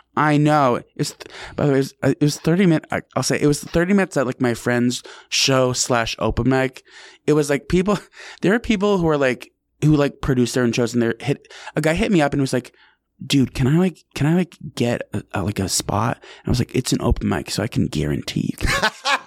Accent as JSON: {"language": "English", "town": "Albany", "region": "New York", "country": "United States", "lives_now": "New York City, United States", "said": "I'm from Albany, New York"}